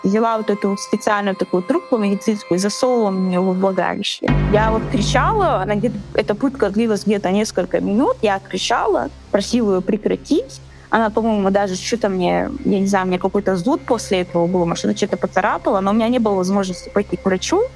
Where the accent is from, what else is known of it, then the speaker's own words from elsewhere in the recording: Chechnya, Russia; moved away; мне 25 лет, я из а, Чечни.